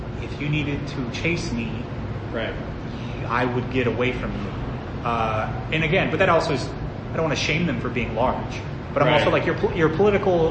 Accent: Nebraska, United States; moved away; I grew up in Nebraska

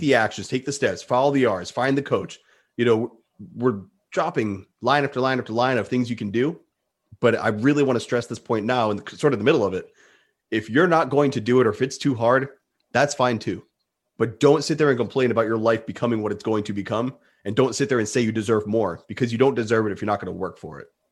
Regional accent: Rhode Island, United States; I'm in New England. I'm from Rhode Island.

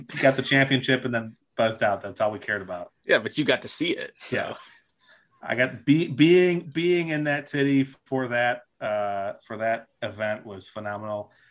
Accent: New York, United States; also born or lived in Ohio; I still say I'm from New York just because I spent the most years of my life in New York

